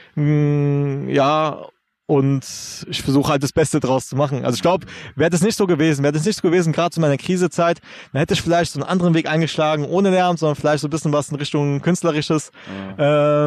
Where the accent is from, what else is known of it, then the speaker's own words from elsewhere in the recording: Germany; first language German; was unterscheidet mich eigentlich noch von jemandem, der auch hier in Deutschland aufgewachsen ist